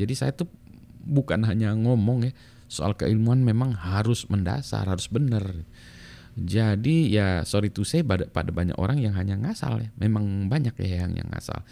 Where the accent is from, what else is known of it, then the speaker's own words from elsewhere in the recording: Bandung, West Java, Indonesia; moved away as an adult; also born or lived in Canada; saya besar di Bandung